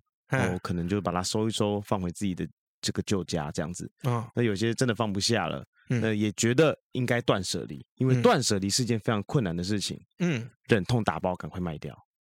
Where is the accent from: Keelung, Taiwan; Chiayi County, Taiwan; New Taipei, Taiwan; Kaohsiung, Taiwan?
New Taipei, Taiwan; Xindian; now in Taipei, Taiwan; 对对对，搬到台北市，这离离我老家也比较近啊。